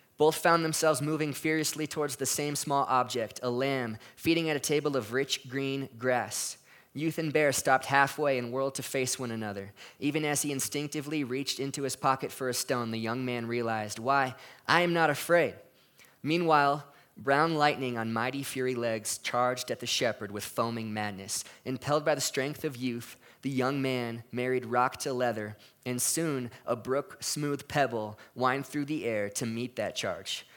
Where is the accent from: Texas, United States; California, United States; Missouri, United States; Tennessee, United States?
California, United States; moved away as an adult; I was from California